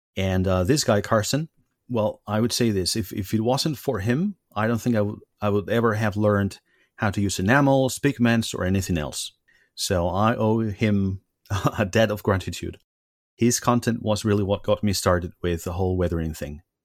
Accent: Spain; moved away as an adult; now in Germany; I come from Spain originally, but I've been living in Germany for the last um, sixteen years.

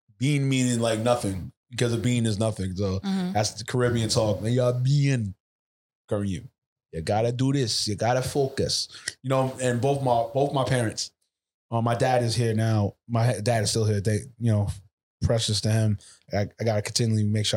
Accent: New York City, New York, United States; I was raised in Laurelton, Queens

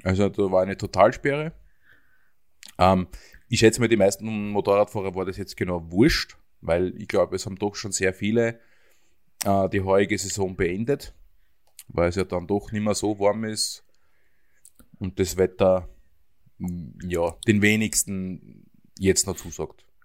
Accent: Höllental, Lower Austria, Austria; ich komme da aus dem Gebiet, das kennen jetzt sicher alle Österreicher, das Höllental aus den Nachrichten

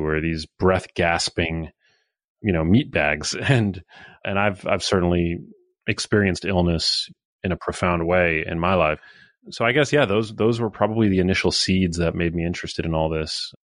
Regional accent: New York City, New York, United States; I was born in Midtown Manhattan. I went to, uh, public school my whole life

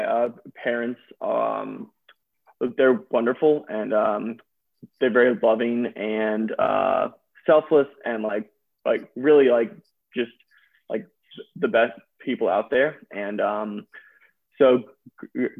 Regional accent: Birmingham, Alabama, United States; moved away as an adult; also born or lived in Toledo, Ohio; now in Knoxville, United States; I'm originally from Birmingham, Alabama

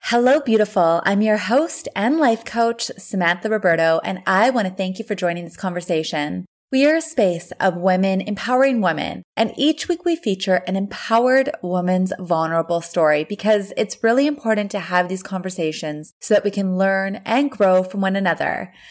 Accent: Thunder Bay, Ontario, Canada; I'm from Thunder Bay

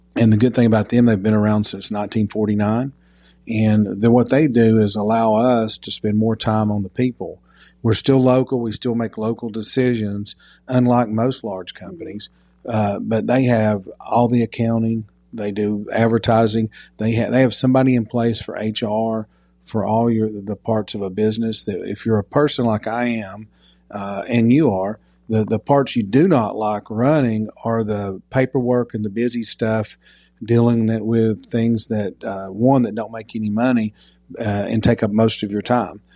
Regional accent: Knoxville, Tennessee, United States; also born or lived in Alabama / Dallas, Texas / Birmingham, Alabama / Memphis, Tennessee; I was born in Alabama, but I grew up in Knoxville since I was two years old. Grew up in North Knoxville

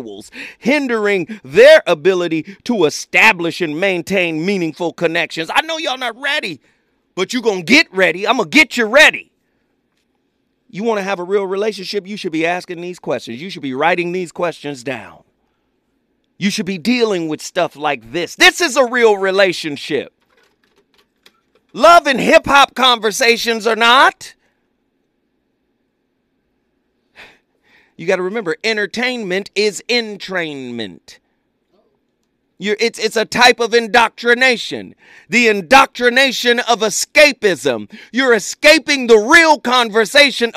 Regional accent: Tennessee, United States; I'm from Tennessee, so I love the South

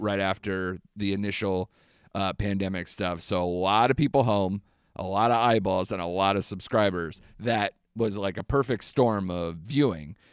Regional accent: United States; I'm an American

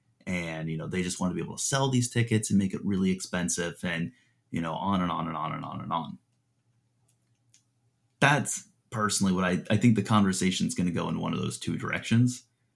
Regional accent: Midwest, United States; I'm a Midwesterner.

